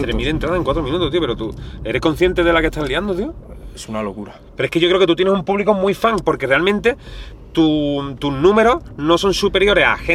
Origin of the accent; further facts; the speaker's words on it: Community of Madrid, Spain; Yo de aquí de arriba, hermano, de toda la vida.